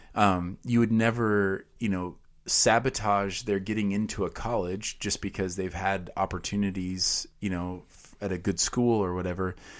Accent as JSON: {"language": "English", "country": "United States"}